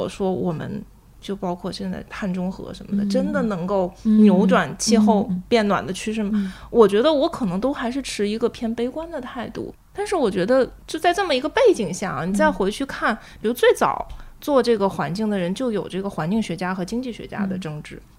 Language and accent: Chinese; China; 因为我作为中国人嘛，让我来做这个。